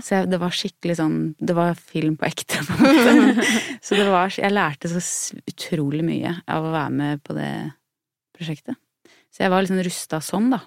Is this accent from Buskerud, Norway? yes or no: yes; Hallingdal, Buskerud, Norway; jeg har vokst opp med foreldre som jobba med sånn eh, med teater jeg, i Hallingdal, der jeg er fra